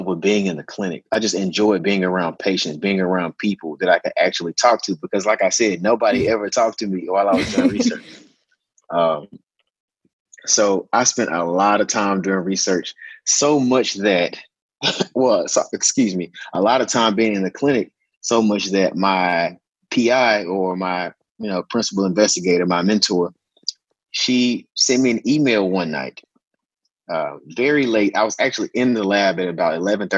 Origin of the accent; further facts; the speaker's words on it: Memphis, Tennessee, United States; now in Nashville, United States; I'm from Tennessee. Specifically, I'm from Memphis.